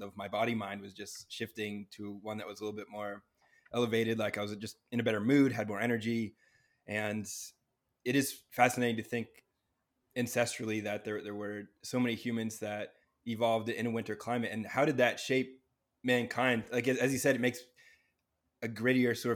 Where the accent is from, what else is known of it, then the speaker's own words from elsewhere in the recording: New England, United States; growing up in New England